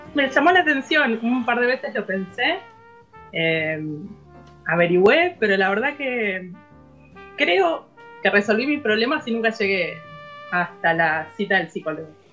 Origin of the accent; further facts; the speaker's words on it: Buenos Aires Province, Argentina; moved away as an adult; now in Junín de los Andes, Argentina; en realidad soy de Gran Buenos Aires